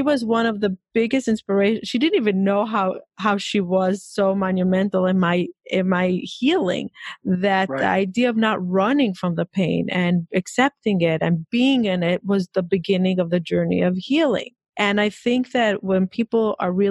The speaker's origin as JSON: {"language": "English", "country": "Israel", "tie": "born or raised there", "said": "I'm Israeli. I mean, I grew up in Israel."}